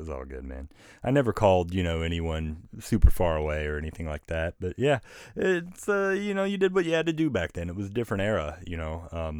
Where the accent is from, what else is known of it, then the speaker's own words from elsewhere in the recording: Wister, Oklahoma, United States; when I grew up in Wister, Oklahoma, which is just this tiny shipburg, up until I was about 14